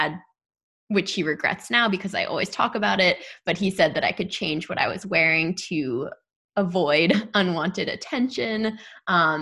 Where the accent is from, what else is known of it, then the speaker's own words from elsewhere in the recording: New York City, New York, United States; growing up in New York City